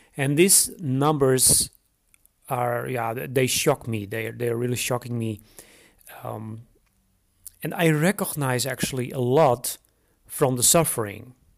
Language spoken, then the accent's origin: English; Netherlands; moved away as an adult; now in Romania; I am originally from the Netherlands and I moved to Romania in 2012.